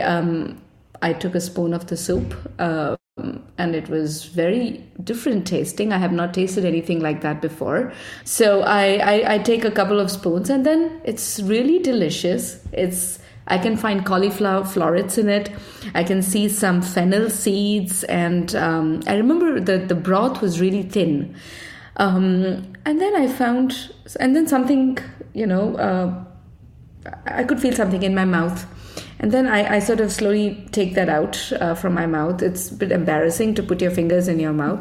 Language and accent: English; India; now in Copenhagen, Denmark; I grew up in India